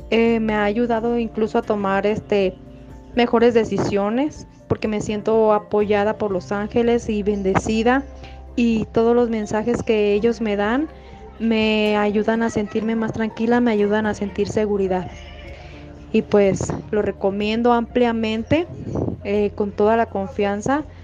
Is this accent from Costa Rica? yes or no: no; Michoacán, Mexico; yo soy de Michoacán